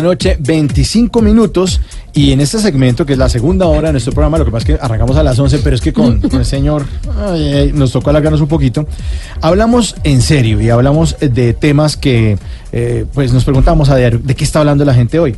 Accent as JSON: {"language": "Spanish", "region": "Bogotá", "country": "Colombia"}